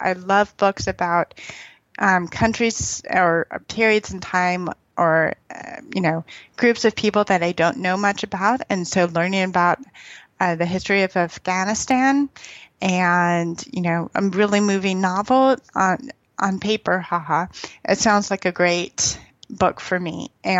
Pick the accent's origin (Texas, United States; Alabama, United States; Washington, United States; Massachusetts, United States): Texas, United States; I grew up in Texas. My husband's from Louisiana. We spent time in Birmingham. I love the South.